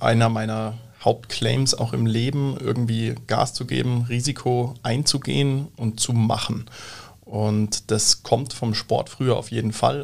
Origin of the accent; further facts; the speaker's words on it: Munich, Bavaria, Germany; moved away as an adult; now in Siegsdorf, Germany; wir kommen aus München, aus dem Süden hier eigentlich direkt auch aus der Region